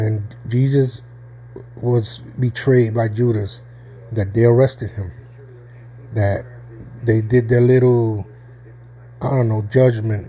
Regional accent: Northeast, United States; I was born in the Northeast

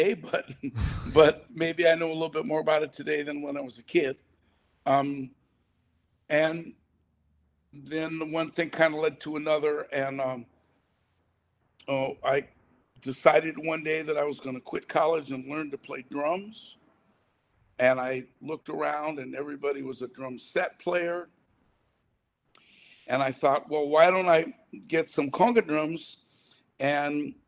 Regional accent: St. Louis, Missouri, United States; I'm a white guy born in St. Louis, Missouri

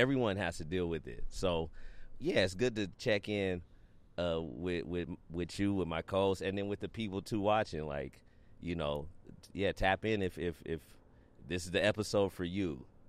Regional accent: United States; I'm from America

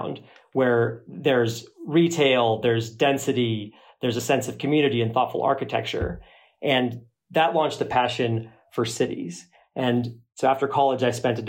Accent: Phoenix, Arizona, United States; I grew up in Phoenix, third generation Phoenician, and thought it was a great place to grow up

